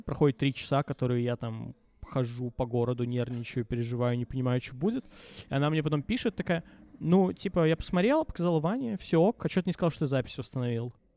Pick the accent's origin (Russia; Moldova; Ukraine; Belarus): Belarus; Minsk; Мне 18 лет, я минчанин, э, живу с родителями